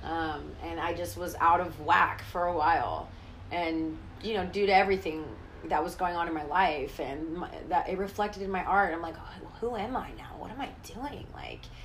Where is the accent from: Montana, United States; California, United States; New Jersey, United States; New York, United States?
California, United States; the Bay Area; I grew up in the Bay